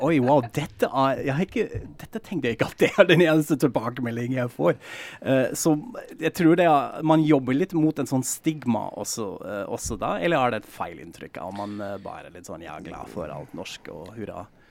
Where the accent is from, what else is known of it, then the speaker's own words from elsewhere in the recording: Frankfurt, Hesse, Germany; now in Norway; Jeg kommer jo fra Frankfurt selv